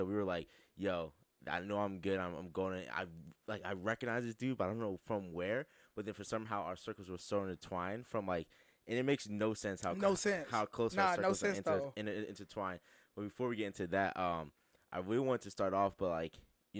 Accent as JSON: {"language": "English", "country": "United States", "tie": "born or raised there", "also_born_or_lived": "Philadelphia, Pennsylvania", "said": "I grew up in Jersey and in Philly and that, in those areas."}